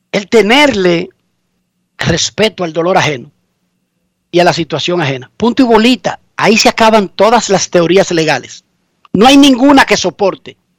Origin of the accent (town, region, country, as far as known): Dominican Republic; now in United States